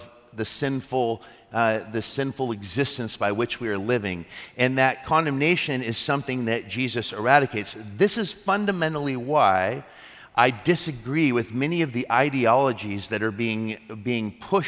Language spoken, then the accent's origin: English; United States; I'm an American